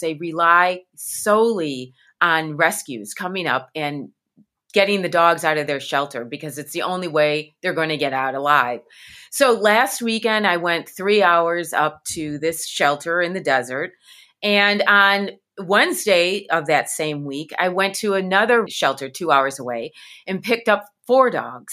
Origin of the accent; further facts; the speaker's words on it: Midwest, United States; I'm from the Midwest